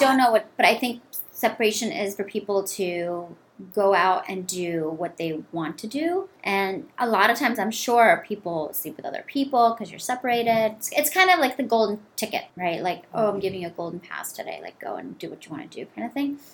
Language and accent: English; India; now in United States; I'm Indian